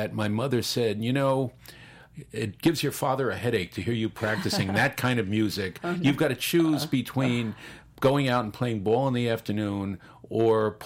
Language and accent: English; New Jersey, United States; accent: Jersey; My accent in French is actually less Jersey than in English.